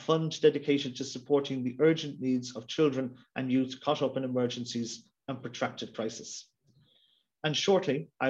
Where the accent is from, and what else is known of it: Ireland